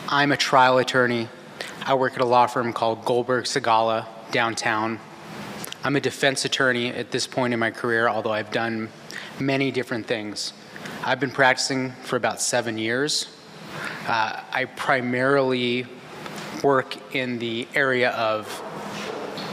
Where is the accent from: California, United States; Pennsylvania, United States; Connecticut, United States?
California, United States; Santa Cruz; moved away as an adult; also born or lived in San Francisco, California; now in Los Angeles, United States; I'm from Santa Cruz, California.